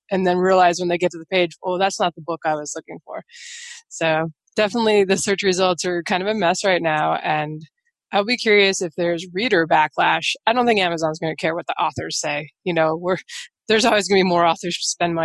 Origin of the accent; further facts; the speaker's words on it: Seattle, Washington, United States; I grew up in Seattle